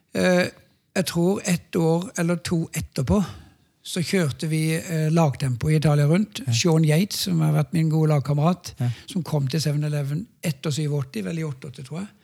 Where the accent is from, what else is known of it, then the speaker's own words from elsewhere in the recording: Norway; hjemme i Norge